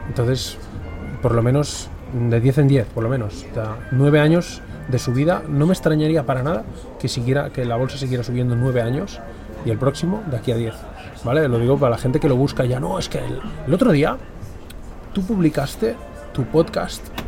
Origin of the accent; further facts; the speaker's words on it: Catalonia, Spain; yo soy catalán